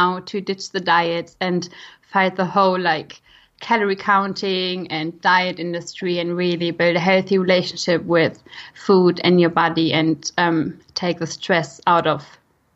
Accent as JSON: {"language": "English", "country": "Germany", "accent": "German", "second_language": "English", "moved": "as an adult", "lives_now": "United Kingdom", "said": "I am from Germany originally. I now try that my German accent is not becoming too strong"}